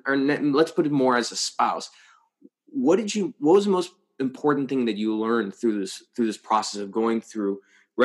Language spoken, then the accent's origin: English; United States; I grew up on the Mexican border.